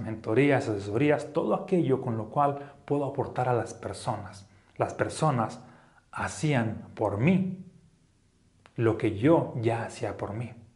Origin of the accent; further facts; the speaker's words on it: Mexico; now in Aguascalientes, Mexico; como un mexicano pienso